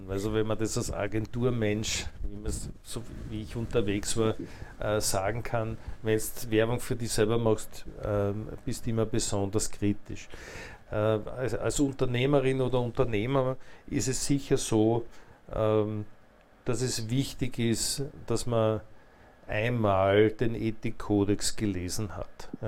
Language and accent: German; Attersee, Upper Austria, Austria; der ich als Oberösterreicher